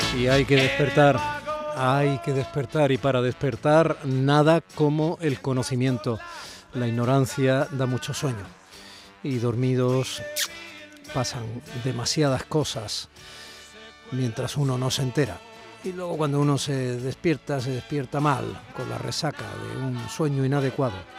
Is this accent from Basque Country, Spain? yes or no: yes; Barakaldo, Basque Country, Spain; yo nací en Cruces